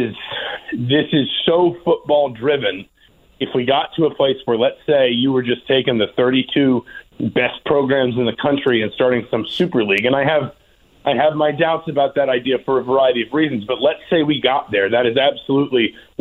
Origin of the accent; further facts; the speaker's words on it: Atlanta, Georgia, United States; I was born and raised in Atlanta